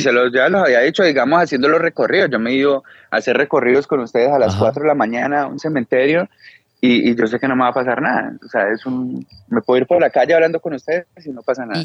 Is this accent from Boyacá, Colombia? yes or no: no; Cali, Valle del Cauca, Colombia; now in Israel; yo que soy de Cali